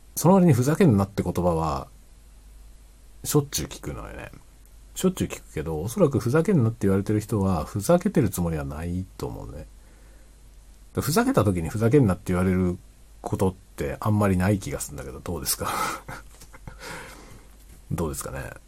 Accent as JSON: {"language": "Japanese", "country": "Japan", "first_language": "Japanese", "said": "日本語のネイティブであったことはとても幸運だったなと思ってます"}